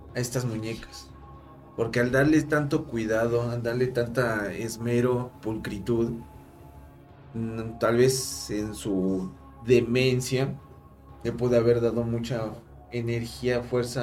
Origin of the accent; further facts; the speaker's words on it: Mexico; como mexicanos